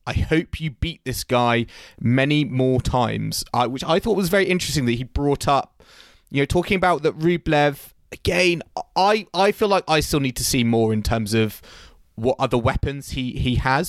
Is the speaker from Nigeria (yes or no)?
no; United Kingdom; as a British tennis fan